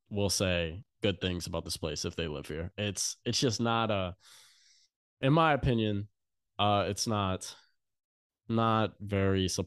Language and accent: English; Louisiana, United States; So if I go anywhere and say that I'm from Louisiana, people are like, oh my God.